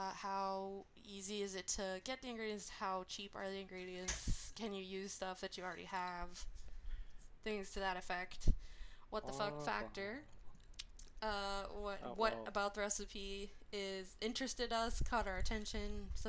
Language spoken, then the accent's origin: English; Orange County, California, United States; now in Inland Empire, United States; We're you know, we came from Orange County, and we are in... Inland Empire now.